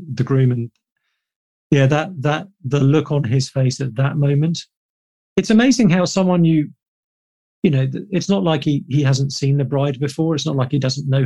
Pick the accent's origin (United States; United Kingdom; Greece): United Kingdom; being British